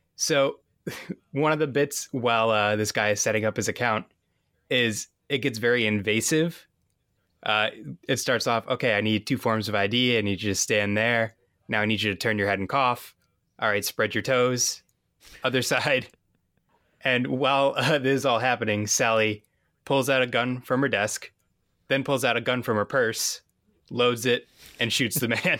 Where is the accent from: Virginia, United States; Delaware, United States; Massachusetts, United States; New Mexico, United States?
Massachusetts, United States; I'm from Massachusetts